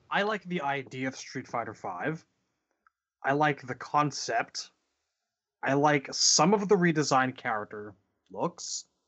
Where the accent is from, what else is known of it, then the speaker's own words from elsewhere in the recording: Canada; as a Canadian